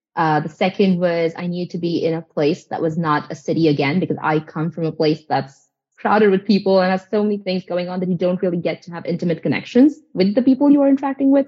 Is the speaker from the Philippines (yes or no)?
no; India; moved away as an adult; now in United States; I'm from India.